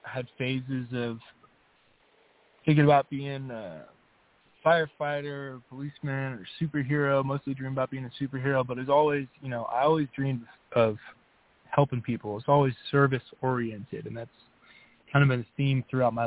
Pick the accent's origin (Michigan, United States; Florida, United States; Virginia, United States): Florida, United States; St. Petersburg; moved away as an adult; also born or lived in Miami, Florida; now in Colorado, United States; I was born around Miami, Florida, and I grew up in St. Petersburg, Florida, Tampa Bay area. I spent the first 22, 23 years of my life over there